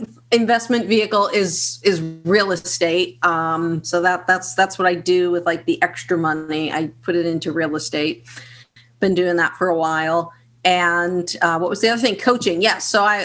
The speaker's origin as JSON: {"language": "English", "town": "Boston", "region": "Massachusetts", "country": "United States", "said": "I'm from Boston, Massachusetts"}